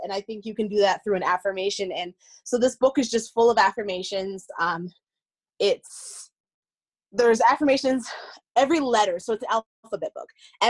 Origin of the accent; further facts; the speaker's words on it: Colorado, United States; born there; I was born in Colorado, but okay. I've kind of lived all over.